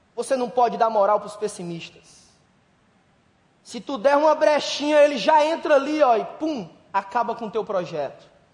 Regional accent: Brazil; a gente é brasileiro

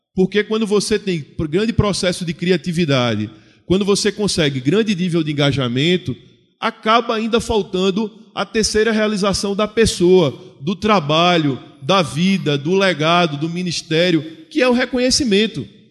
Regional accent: Recife, Pernambuco, Brazil; Eu sou do Nordeste brasileiro, eu sou de Pernambuco, Recife

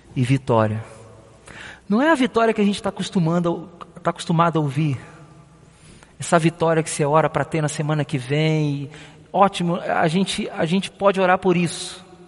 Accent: Rio de Janeiro, Brazil; moved away as an adult; now in São Paulo, Brazil; eu não sou de São Paulo, eu sou do Rio de Janeiro

